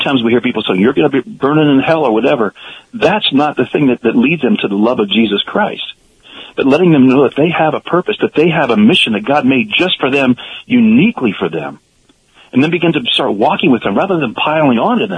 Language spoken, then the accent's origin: English; Pennsylvania, United States; I grew up in Pennsylvania